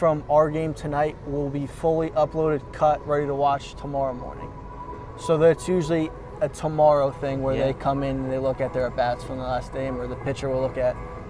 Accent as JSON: {"language": "English", "town": "Stamford", "region": "Connecticut", "country": "United States", "said": "Stamford, Connecticut."}